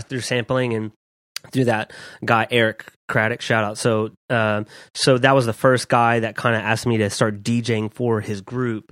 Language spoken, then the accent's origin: English; Dallas, Texas, United States; also born or lived in Southwest Louisiana; I moved to Dallas when I was eleven